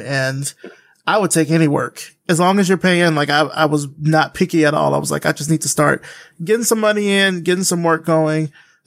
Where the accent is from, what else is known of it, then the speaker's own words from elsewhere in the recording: Selma, Alabama, United States; I grew up in Alabama